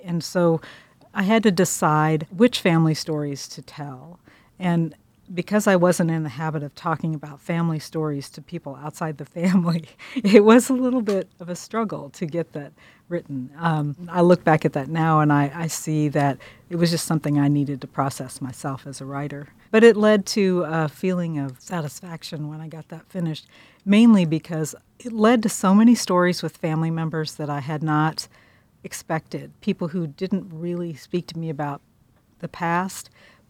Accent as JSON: {"language": "English", "town": "Pittsburgh", "region": "Kansas", "country": "United States", "said": "I'm from Pittsburgh, Kansas. I came to Columbia for the journalism school in 1980."}